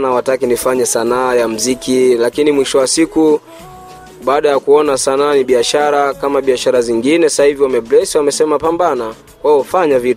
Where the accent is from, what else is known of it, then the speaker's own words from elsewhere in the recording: Kigoma, Tanzania; born there; Mimi nimezaliwa Kigoma mjini, uh, kata kijiji kimoja kinaitwa Kwaga, ndo nilipozaliwa Tanzania, wilani ya Kasulu.